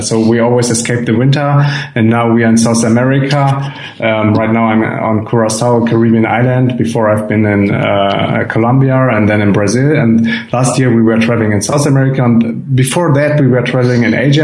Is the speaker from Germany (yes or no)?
yes; Germany; from Germany